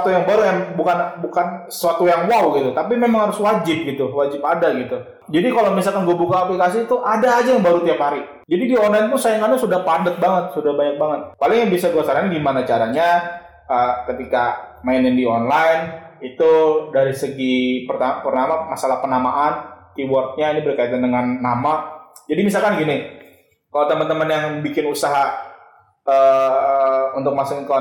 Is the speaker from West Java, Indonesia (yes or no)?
yes; Bekasi, West Java, Indonesia; Orang-orang Bekasi mau denger gua orang Bekasi.